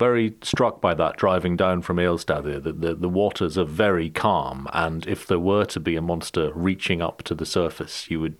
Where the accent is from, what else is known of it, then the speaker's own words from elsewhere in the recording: Inverness, Scotland, United Kingdom; I'm from Inverness in the UK, so was born very close to where Nessie is supposed to live, in those deep waters.